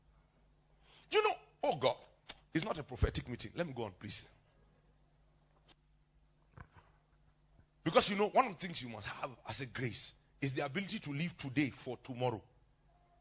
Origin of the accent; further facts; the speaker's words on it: Plateau, Nigeria; I'm a true Nigerian.